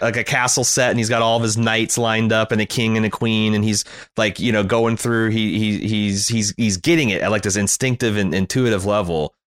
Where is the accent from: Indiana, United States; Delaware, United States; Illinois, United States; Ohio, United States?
Indiana, United States; I grew up in Indiana